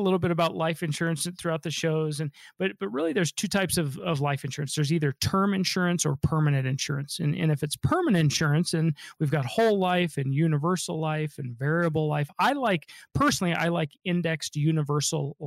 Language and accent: English; Denver, Colorado, United States; I'm a local guy, born and raised in Denver.